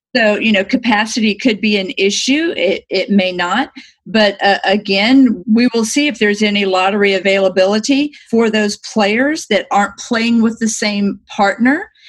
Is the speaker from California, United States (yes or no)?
no; Destin, Florida, United States; moved away as an adult; now in Arizona, United States; I'm from Destin, Florida, which is one of the most beautiful places in the world